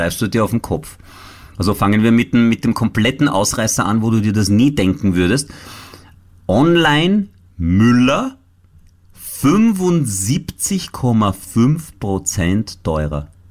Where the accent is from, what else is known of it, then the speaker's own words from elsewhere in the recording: Italy; now in Austria; ich als Italiener